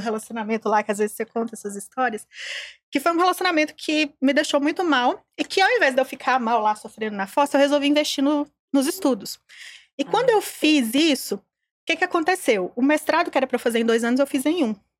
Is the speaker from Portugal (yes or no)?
no; Caraí, Minas Gerais, Brazil; eu sou mineira, sou de uma cidade do interior. É, a minha cidade fica no Vale do Jequitinhonha, chama Caraí, tem 20 mil habitantes